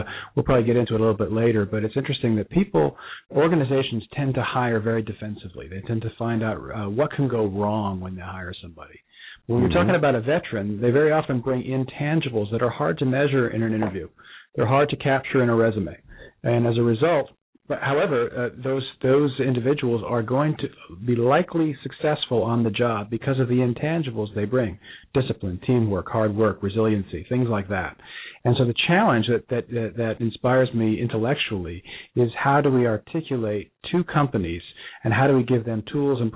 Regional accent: Bronxville, New York, United States; also born or lived in Cincinnati; now in Dallas, United States; We're both from the same hometown, just north of New York City

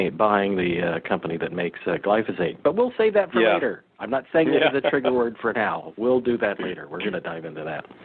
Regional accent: Monterey Peninsula, California, United States; as a kid, I grew up on the Monterey Peninsula

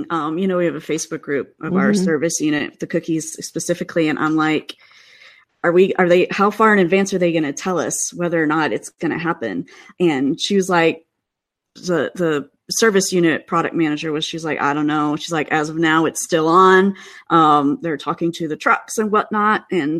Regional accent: Midwest, United States; now in Seattle, United States; I still do feel bad complaining, you know, because I grew up in the Midwest.

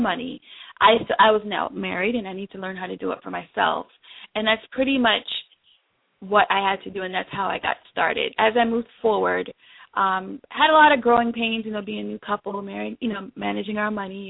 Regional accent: New York, United States; moved away as an adult; also born or lived in Jamaica; now in Washington, D.C., United States; I'm actually originally from Jamaica, and so I came here to live with my mom when I was 11, and so I spent most of my childhood in New York

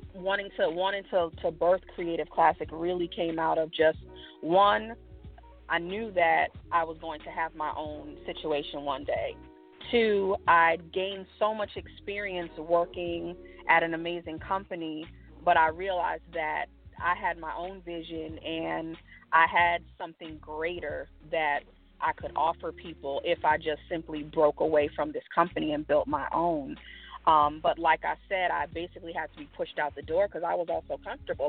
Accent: New York City, New York, United States; now in Houston, United States; that's home, born and raised in the Bronx

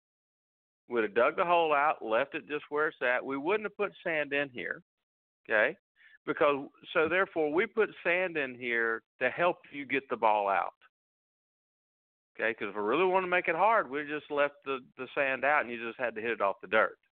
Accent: Northwest Florida, United States; I grew up in Northwest Florida

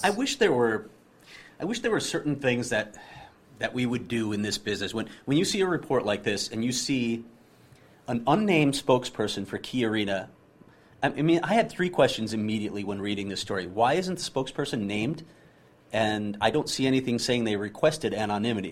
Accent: Chicago, Illinois, United States; I grew up in Chicago

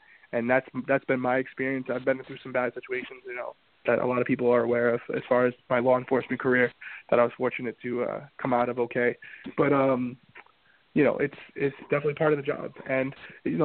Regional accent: Central Falls, Rhode Island, United States; I grew up there. I grew up in Central Falls.

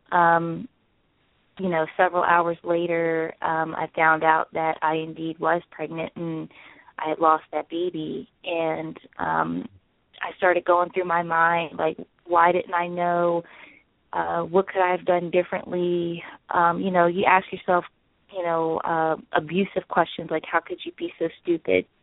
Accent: the South, United States; I'm from the South, and you know I grew up on biscuits and gravy

